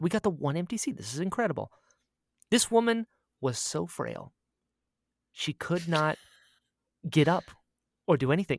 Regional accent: United States; I outed myself as an American immediately.

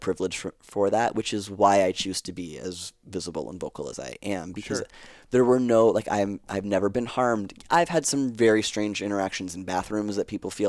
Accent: Canada; We're Canadian, so we speak Francais.

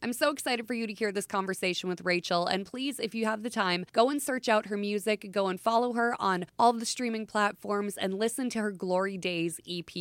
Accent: Minnesota, United States; I am from Flatland, Minnesota

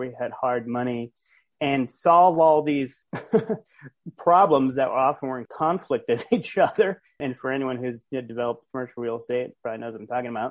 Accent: Providence, Rhode Island, United States; also born or lived in Los Angeles, United States; now in Florida, United States; I'm from Providence, Rhode Island originally, but I currently live in Florida

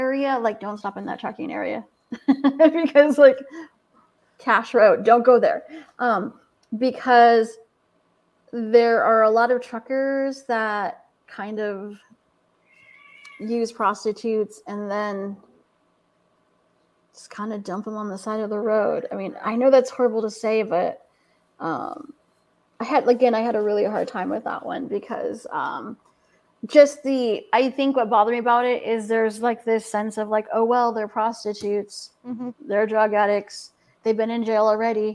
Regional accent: California, United States; moved away; also born or lived in Tahlequah, Oklahoma; I'm from California

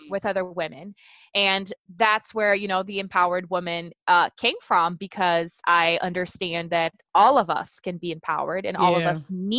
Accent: Brazil; English is a second language; moved away; I'm originally from Brazil

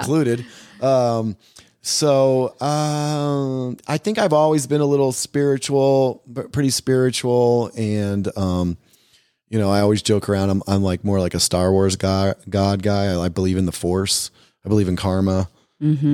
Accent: United States; also born or lived in Brazil; as an American gringo

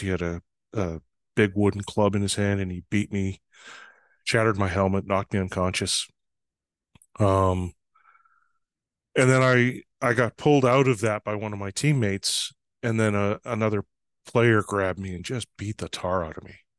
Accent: Fort St. John, British Columbia, Canada; moved away; I was actually home one summer in July when it snowed

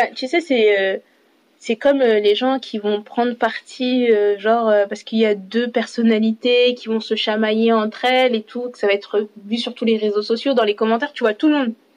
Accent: France; je suis française je me sens française

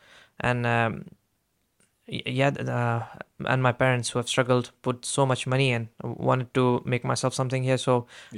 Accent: Saudi Arabia; I was raised in Saudi Arabia. It's immigrants weren't as respected. I've seen my uncles and my dad struggle there.

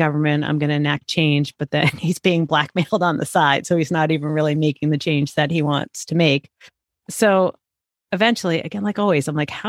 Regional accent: United States; what it's like to be Puerto Rican growing up in the United States

